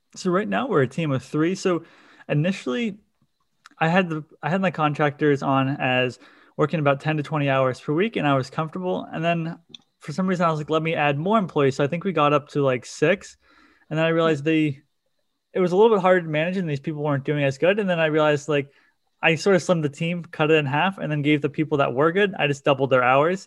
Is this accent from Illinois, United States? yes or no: no; Cape Cod, Massachusetts, United States; I'm from Cape Cod, Massachusetts